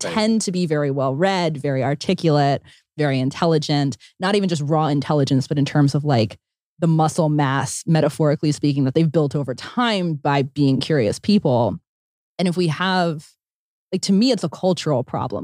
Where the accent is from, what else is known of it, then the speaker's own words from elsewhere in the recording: Pennsylvania, United States; I grew up in Pennsylvania where there were a lot of rules